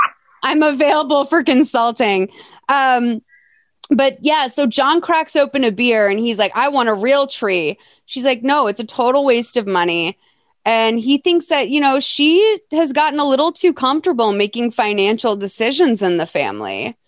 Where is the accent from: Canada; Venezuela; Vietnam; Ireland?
Venezuela; English is a second language; And this is what I'm used to growing up in Venezuela. Christmas was in warmer climates, so we didn't have proper Christmas trees at that time of the year